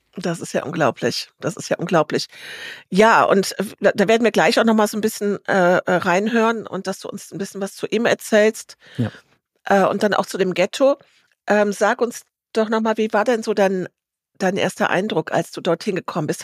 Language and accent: German; Germany